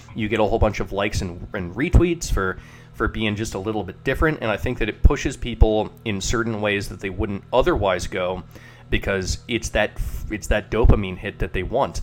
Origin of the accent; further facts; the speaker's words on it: United States; I'm an I'm an American